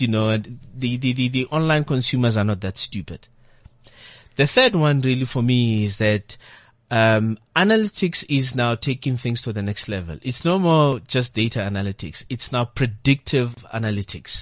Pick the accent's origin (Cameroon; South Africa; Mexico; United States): South Africa